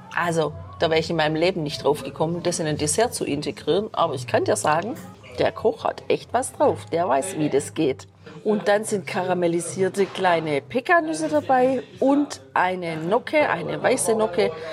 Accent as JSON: {"language": "German", "country": "Germany", "said": "bei uns in Deutschland"}